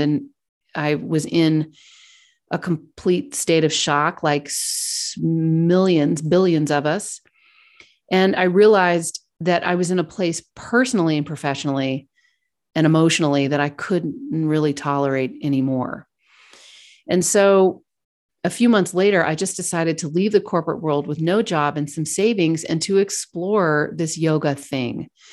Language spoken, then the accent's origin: English; Kentucky, United States; moved away as an adult; also born or lived in Virginia / New York / London / Hong Kong; I grew up in Kentucky